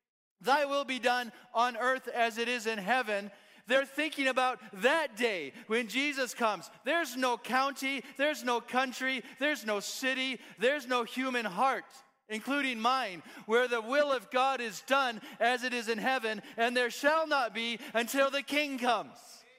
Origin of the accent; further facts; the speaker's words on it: Kenya; born there; I'm a missionary kid. I was born in Kenya, East Africa. My parents were pioneer church planters, and there wasn't a good school option where they lived.